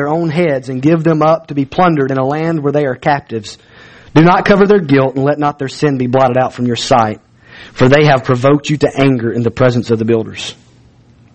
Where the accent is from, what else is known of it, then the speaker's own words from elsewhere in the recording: Alabama, United States; I'm from Alabama